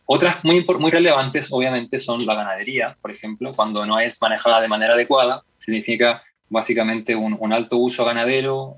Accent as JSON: {"language": "Spanish", "country": "Chile", "said": "como chilenos y chilenas"}